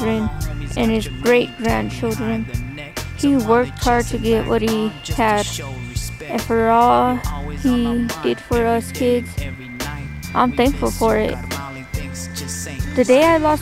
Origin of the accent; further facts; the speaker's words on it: Alamogordo, New Mexico, United States; I'm 17 years old and I'm from Alamogordo, New Mexico.